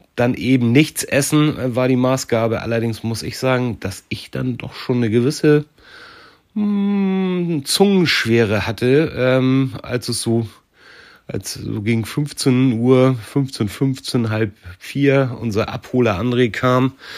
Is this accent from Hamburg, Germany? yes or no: yes; Hamburg, Germany; als Hamburger